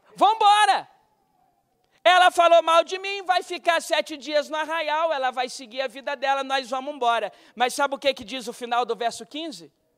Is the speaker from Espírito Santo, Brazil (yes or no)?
yes; Guarapari, Espírito Santo, Brazil; me levava na primeira igreja batista de Guarapari